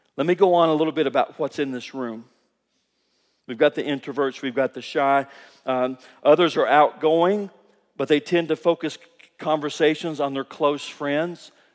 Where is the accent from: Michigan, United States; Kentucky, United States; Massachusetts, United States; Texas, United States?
Kentucky, United States; moved away as an adult; now in Guatemala; I grew up in Kentucky